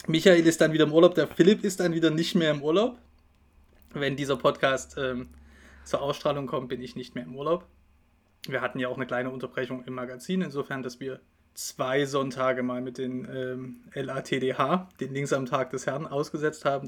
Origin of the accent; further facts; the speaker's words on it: Dresden, Saxony, Germany; moved away; also born or lived in Bavaria; Ich komme ja ursprünglich aus Dresden